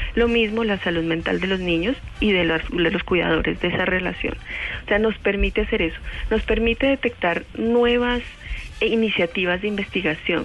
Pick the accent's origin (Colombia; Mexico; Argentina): Colombia; como colombianos